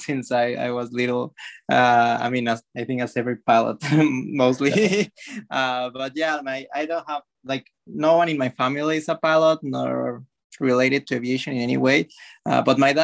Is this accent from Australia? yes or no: no; Mexico; moved away as an adult; also born or lived in Florida; now in United States; I come from Mexico. I did high school there. I lived there for most of my life.